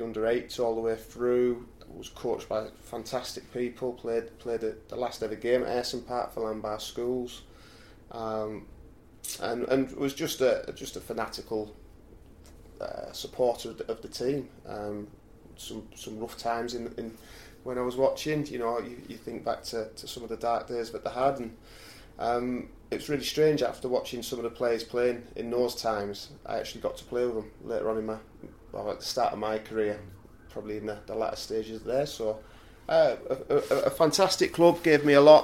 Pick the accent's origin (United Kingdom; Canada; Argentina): United Kingdom; Middlesbrough, North East England; also born or lived in Redcar; it was my hometown team